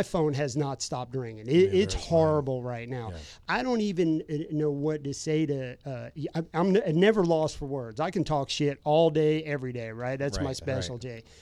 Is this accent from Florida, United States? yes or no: yes; Florida, United States; living, growing up in Florida.